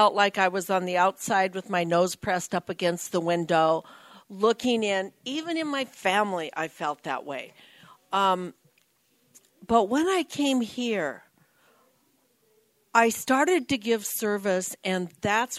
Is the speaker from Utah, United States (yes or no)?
no; Nebraska, United States; moved away as an adult; now in California, United States; I moved from Nebraska to California. I'm a California girl who was born in the wrong state